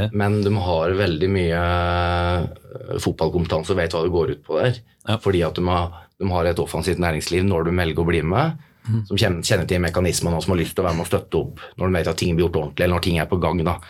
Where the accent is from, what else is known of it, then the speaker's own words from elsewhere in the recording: Norway; jeg vokste jo opp på Røyselmobanen